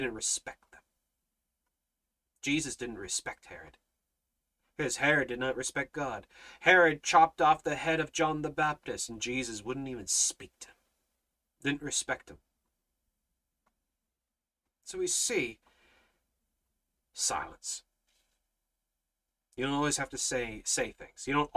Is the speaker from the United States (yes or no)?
no; Canada